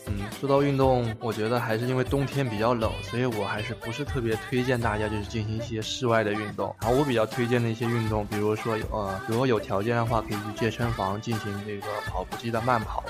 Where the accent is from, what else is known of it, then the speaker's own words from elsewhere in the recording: Yangzhou, Jiangsu, China; 这项活动其实在我的家乡扬州举行